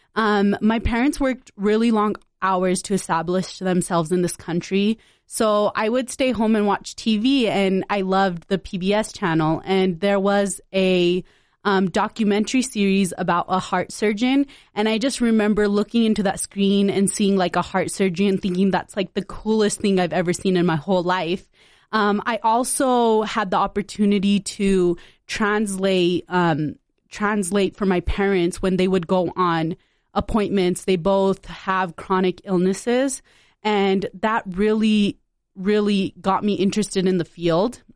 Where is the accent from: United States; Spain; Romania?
United States; West Valley City, Utah; also born or lived in Punjab, India; I grew up in West Valley City, Utah